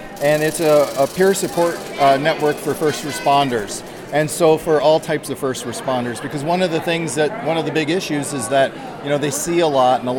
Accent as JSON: {"language": "English", "region": "Wisconsin", "country": "United States", "moved": "yes", "said": "Here in Wisconsin, being that we're here in my home state"}